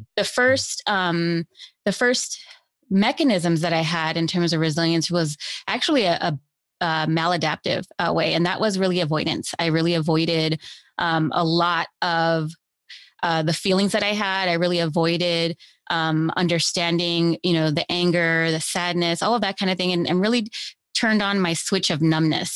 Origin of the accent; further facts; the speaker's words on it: Los Angeles, California, United States; I grew up here in Los Angeles